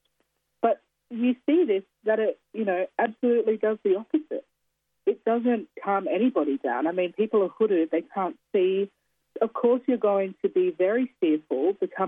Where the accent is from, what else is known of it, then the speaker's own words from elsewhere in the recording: Kaurna land, South Australia, Australia; moved away as an adult; also born or lived in New South Wales; now in Sydney, Australia; We grew up on Kaurna land